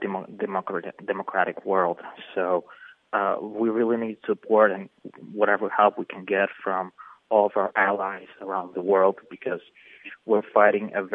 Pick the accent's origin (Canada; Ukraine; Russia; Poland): Ukraine; Kyiv; moved away as an adult; also born or lived in United States; now in Western Ukraine, Ukraine; I was born in Kyiv, and I lived there, but we had to move to Western Ukraine